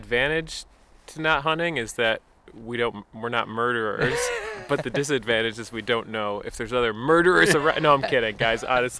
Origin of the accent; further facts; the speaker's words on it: Hamburg, New York, United States; it's right in my hometown of Hamburg, New York